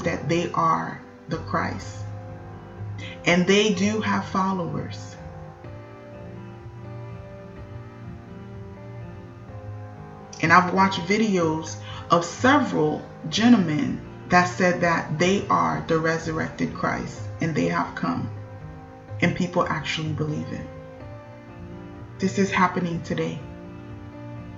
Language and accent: English; Haiti; My hometown in Haiti, Gouamon